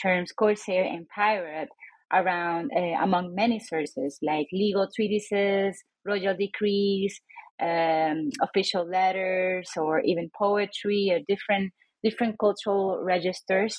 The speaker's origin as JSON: {"language": "English", "town": "San Juan", "country": "Puerto Rico", "tie": "born or raised there", "moved": "as an adult", "lives_now": "Reno, United States", "said": "I was born and raised in San Juan, Puerto Rico, a little island in the Caribbean."}